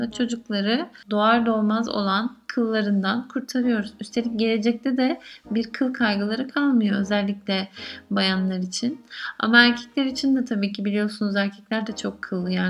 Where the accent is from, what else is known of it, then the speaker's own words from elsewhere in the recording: Mediterranean Region, Turkey; bizim Akdeniz bölgesi e, insanları olduğumuz için ister istemez e, Akdeniz coğrafyasında kıl çok fazla.